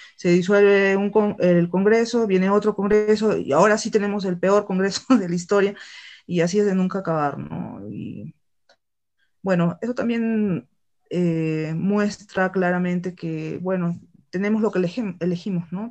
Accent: Arequipa, Peru; en el sur del Perú, específicamente acá en mi tierra, en Arequipa

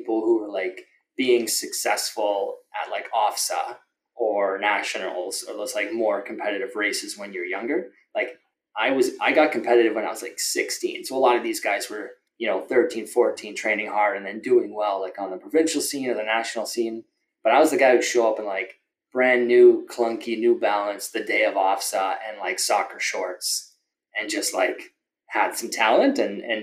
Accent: Toronto, Ontario, Canada; I grew up in Etobicoke

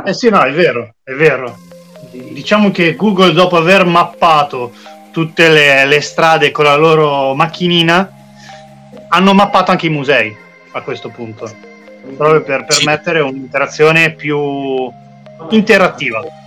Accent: Milan, Lombardy, Italy; da milanese

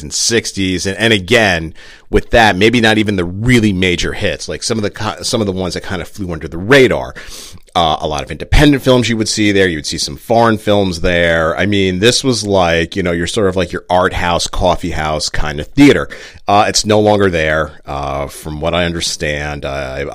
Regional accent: New Jersey, United States; I was born and raised in Jersey

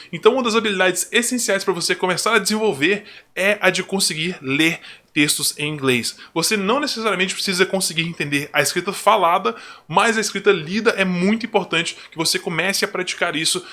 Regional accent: Brazil; como brasileiro

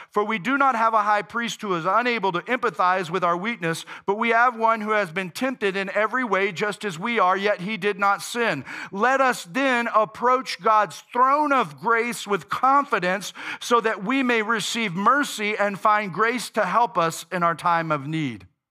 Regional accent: United States

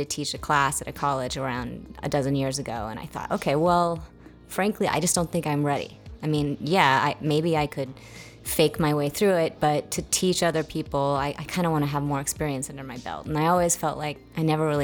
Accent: Seattle, Washington, United States; moved away as an adult; also born or lived in Santa Fe / New York City; I'm actually from Seattle originally, so I ended up moving back home.

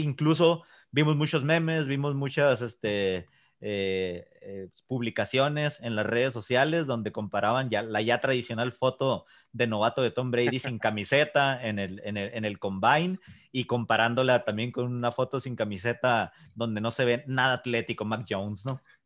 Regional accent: Mexico; para nosotros como mexicanos

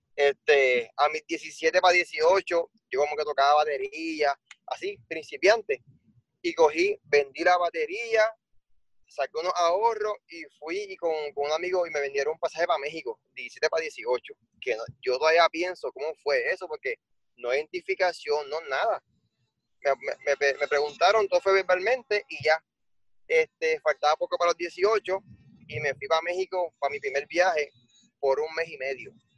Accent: Puerto Rico; siendo el único puertorriqueño

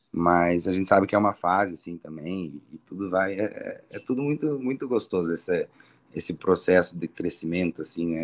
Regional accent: Ponta Grossa, Paraná, Brazil; nasci em Ponta Grossa mesmo, moro aqui desde sempre

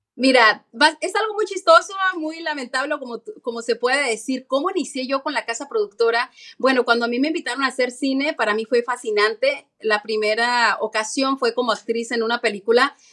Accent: Mexico; also born or lived in New York; now in United States; yo soy latina, soy mexicana

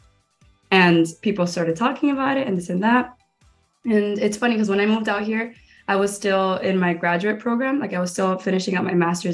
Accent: Miami, Florida, United States; moved away as an adult; also born or lived in Gainesville, Florida; now in Los Angeles, United States; I am born and raised in Miami.

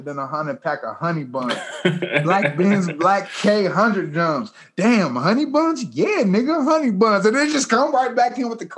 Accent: Los Angeles, California, United States; Cause I'm from Los Angeles.

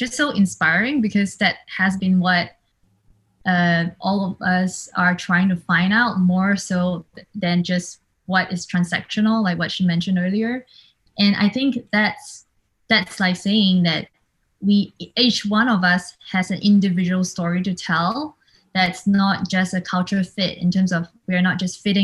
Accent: Singapore; now in New York, United States; I'm Asian, I'm a woman, I'm immigrant, I'm from Singapore.

